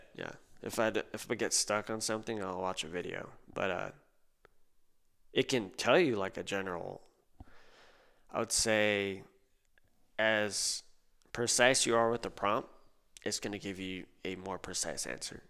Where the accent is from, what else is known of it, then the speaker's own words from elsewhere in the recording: Corpus Christi, Texas, United States; moved away as an adult; now in San Antonio, United States; I grew up in Corpus Christi